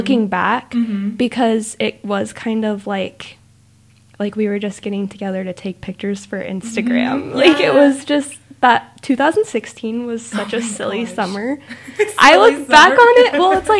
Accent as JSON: {"language": "English", "region": "Washington", "country": "United States", "tie": "born or raised there", "moved": "yes", "lives_now": "Utah, United States", "said": "I grew up in Washington State and moved to Utah"}